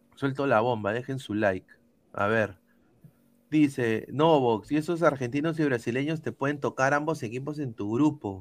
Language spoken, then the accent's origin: Spanish; Peru; como peruanos